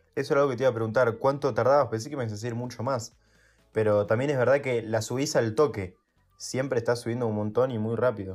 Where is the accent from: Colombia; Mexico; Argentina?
Argentina; Buenos Aires; vamos al, al mismo colegio, vamos en la ciudad de Buenos Aires nosotros